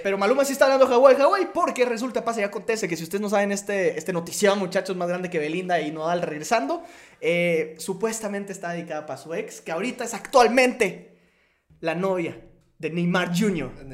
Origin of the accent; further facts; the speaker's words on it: Guatemala; como influencer guatemalteco